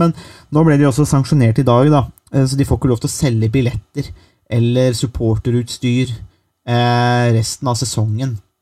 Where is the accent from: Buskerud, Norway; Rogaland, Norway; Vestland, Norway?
Buskerud, Norway; jeg kommer fra Buskerud.